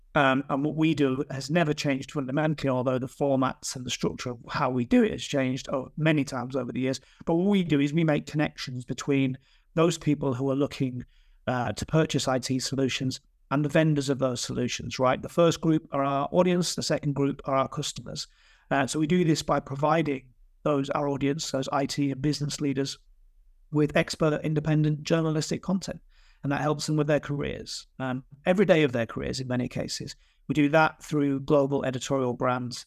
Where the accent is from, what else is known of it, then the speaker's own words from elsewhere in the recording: Yorkshire and the Humber, United Kingdom; moved away as an adult; now in London, United Kingdom; I live in London, but I'm from, I'm, I'm definitely from Yorkshire.